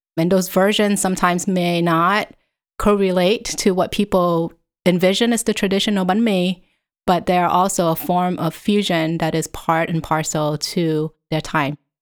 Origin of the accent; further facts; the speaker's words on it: Vietnam; moved away; also born or lived in Southern California, United States / Connecticut, United States; in front of my house when I was growing up in Vietnam